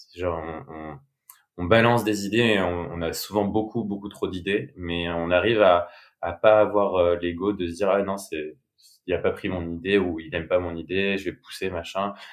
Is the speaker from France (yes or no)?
yes; Bordeaux, Nouvelle-Aquitaine, France; j'ai grandi à Bordeaux. j'ai fait toute ma scolarité là-bas.